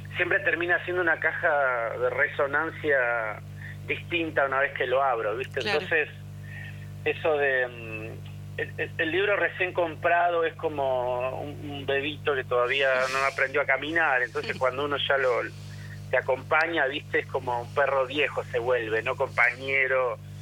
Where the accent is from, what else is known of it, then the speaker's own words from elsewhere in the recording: Argentina; somos argentinos